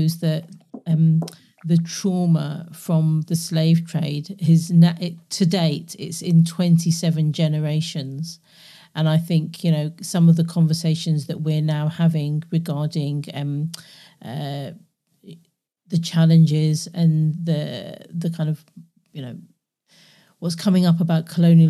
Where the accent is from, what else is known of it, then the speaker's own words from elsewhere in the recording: London, United Kingdom; growing up in London at that time.